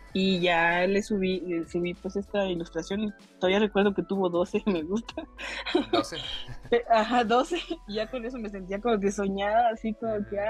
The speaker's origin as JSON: {"language": "Spanish", "region": "Chiapas", "country": "Mexico", "said": "soy de la, del sur de México, en Chiapas"}